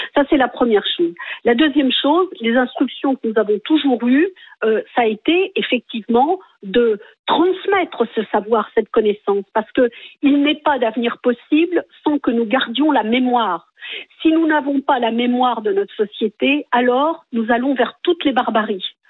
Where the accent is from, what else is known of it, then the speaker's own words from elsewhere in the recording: France; Je suis française tout court.